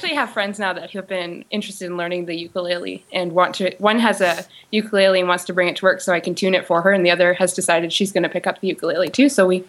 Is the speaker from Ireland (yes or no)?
no; Canada; we're from Canada.